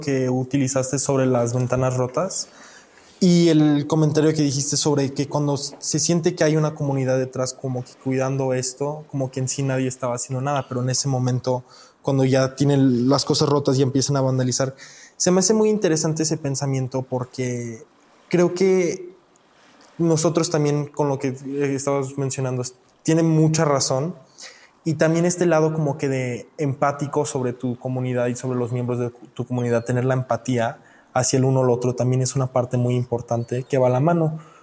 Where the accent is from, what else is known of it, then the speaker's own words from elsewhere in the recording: Mexico; now in United States; yo nací en México, yo soy de México